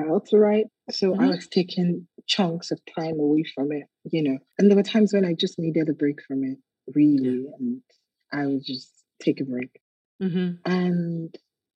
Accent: Nigeria; as a young girl growing up in Nigeria

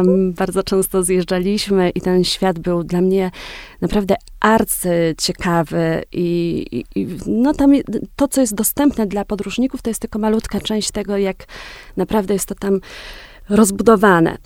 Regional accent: Wieliczka, Lesser Poland, Poland; moved away as an adult; also born or lived in Los Angeles, United States / Kenya; pochodzę z takiego dosyć małego miasta, mm, z Wiliczki

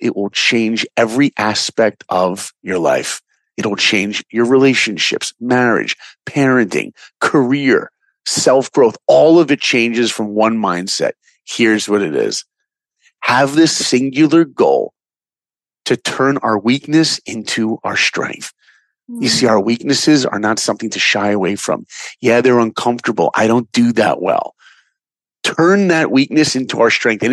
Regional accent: Long Island, New York, United States; now in Los Angeles, United States; I grew up in New York in Long Island.

